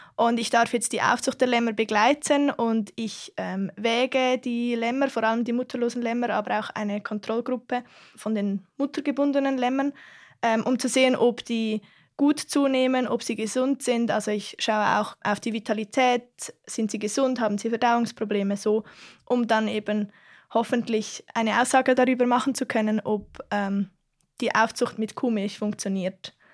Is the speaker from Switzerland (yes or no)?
yes; Aargau, Switzerland; ich komme aus dem Kanton Aargau